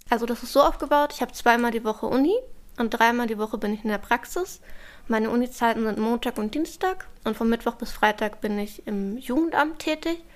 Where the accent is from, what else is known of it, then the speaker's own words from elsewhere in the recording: Berlin, Germany; Ich bin in Charlottenburg groß geworden. Ähm, ich bin hier aufgewachsen.